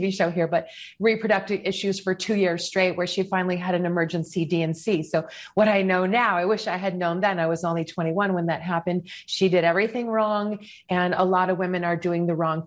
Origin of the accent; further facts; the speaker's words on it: Chicago, Illinois, United States; moved away as an adult; also born or lived in New York City / Westchester; I'm from Chicago